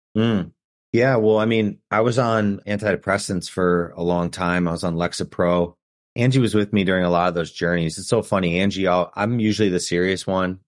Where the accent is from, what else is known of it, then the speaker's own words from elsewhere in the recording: Chicago, Illinois, United States; We're from Chicago